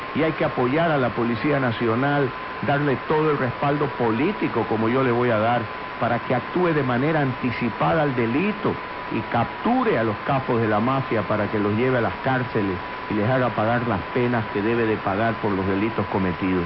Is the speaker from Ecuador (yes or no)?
yes; Guayaquil, Guayas, Ecuador; Soy ecuatoriano, mi padre nació en Quito, mi madre en Puerto Viejo, yo en Guayaquil. Y como muchos guayaquileños soy orgulloso de esta bella ciudad